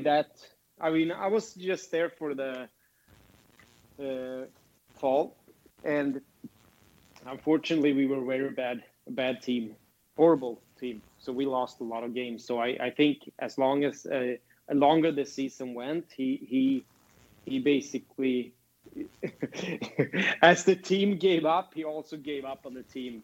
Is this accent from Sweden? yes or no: yes; Sweden; born or raised there; moved away as an adult; also born or lived in Grand Rapids / Toledo